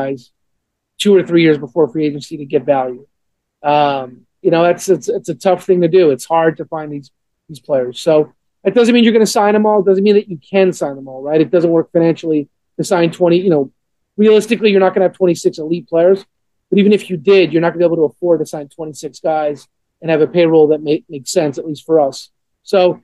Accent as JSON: {"language": "English", "town": "Montreal", "region": "Quebec", "country": "Canada", "tie": "born or raised there", "moved": "yes", "lives_now": "Atlanta, United States", "said": "growing up a Montreal Expos fan, growing up in Montreal"}